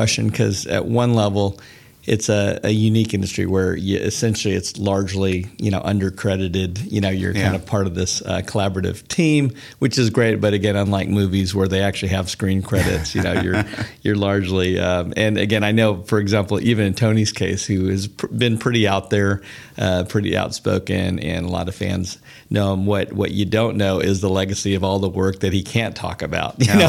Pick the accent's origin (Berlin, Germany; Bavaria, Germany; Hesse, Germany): Bavaria, Germany; this Bavarian Alpine Christmas that I recall from growing up in Germany in the Alps as a military brat.